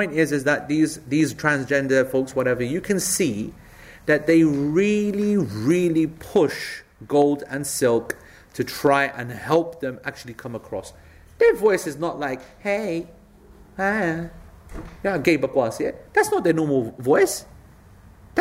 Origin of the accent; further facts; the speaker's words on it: Ilford, London, United Kingdom; I was brought up on Ilford Bloody Lane